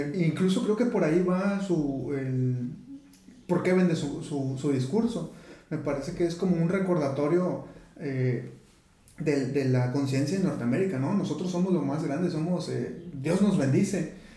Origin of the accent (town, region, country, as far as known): Mexico